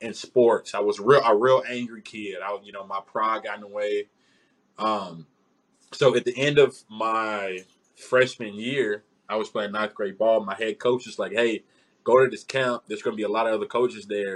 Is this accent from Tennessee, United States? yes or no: yes; Memphis, Tennessee, United States; moved away; I grew up in Memphis, Memphis, Tennessee